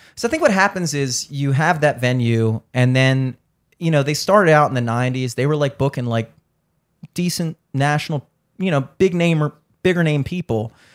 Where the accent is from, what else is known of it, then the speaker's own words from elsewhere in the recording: Towson, Maryland, United States; I grew up in Towson